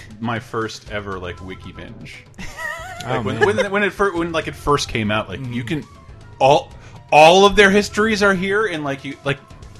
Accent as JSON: {"language": "English", "country": "United States", "said": "as an American"}